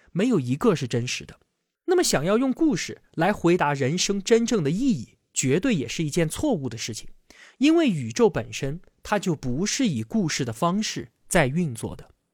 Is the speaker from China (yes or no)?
yes; China; 我们中国人